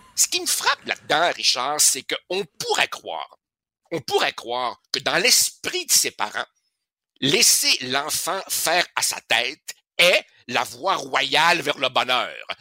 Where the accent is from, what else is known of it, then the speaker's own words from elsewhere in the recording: Uruguay; now in Quebec, Canada; On retourne en Uruguay, mon pays natal